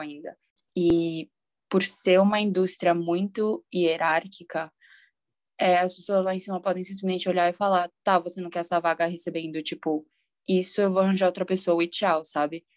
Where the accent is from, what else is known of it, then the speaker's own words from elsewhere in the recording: São Paulo, Brazil; eu também sou de São Paulo